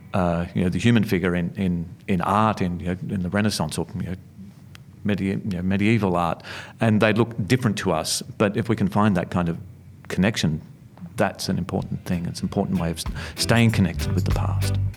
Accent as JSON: {"language": "English", "town": "Melbourne", "region": "Victoria", "country": "Australia", "tie": "born or raised there", "said": "I grew up in Sunshine in, uh, Melbourne's western suburbs."}